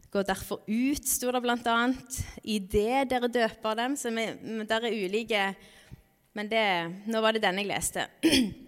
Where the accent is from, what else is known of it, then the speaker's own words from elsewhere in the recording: Norway; landet vårt er et stort misjonsland